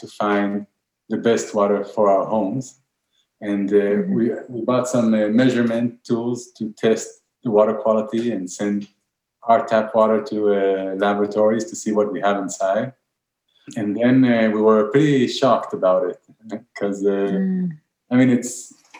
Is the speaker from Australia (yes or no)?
no; Israel; we're from Israel. We live really on the seaside